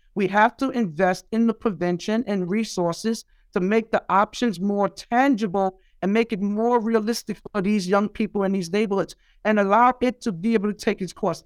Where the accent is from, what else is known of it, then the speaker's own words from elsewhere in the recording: New York City, New York, United States; growing up in Brownsville and Eastern New York, Brooklyn